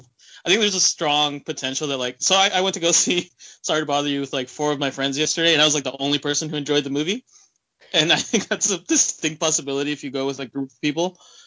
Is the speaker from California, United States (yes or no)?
yes; near Oakland, California, United States; growing up near Oakland, that's just really fun, too.